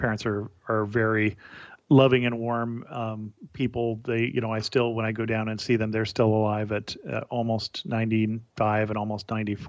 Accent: Salinas, California, United States; I grew up in California, in rural California, in Salinas, which is an ag town

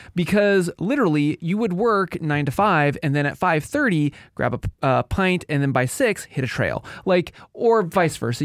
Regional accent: Washington, United States; we, we come from the Apple State

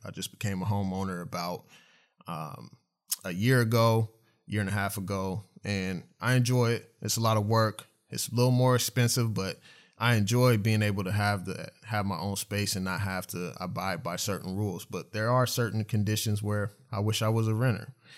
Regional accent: Oklahoma City, Oklahoma, United States; I grew up in Oklahoma City, I grew up on the east side

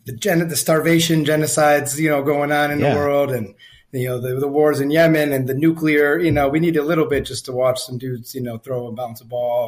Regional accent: Milwaukee, Wisconsin, United States; moved away; I'm from Milwaukee, Wisconsin originally.

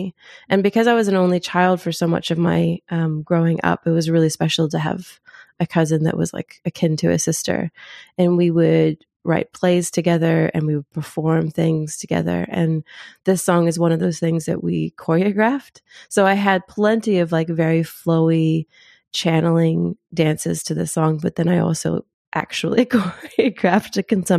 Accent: Zimbabwe; born there; But also, I was born in Africa. I was born in Zimbabwe. So hearing … on that album

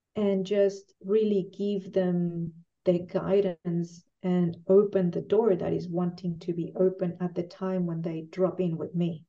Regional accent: Mexico; moved away as an adult; now in Chile; I'm originally from Mexico and I've been mm-hmm. living here for 19 years

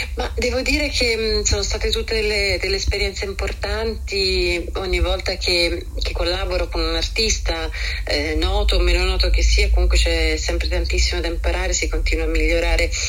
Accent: Italy

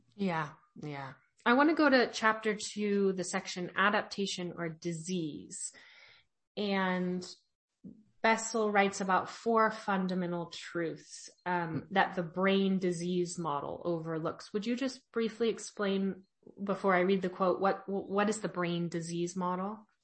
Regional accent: California, United States; I'm from California

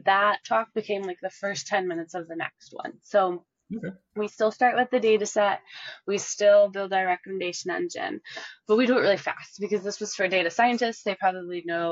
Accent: Chicago, Illinois, United States; moved away as an adult; now in Dallas, United States; I'm actually originally from Chicago-ish

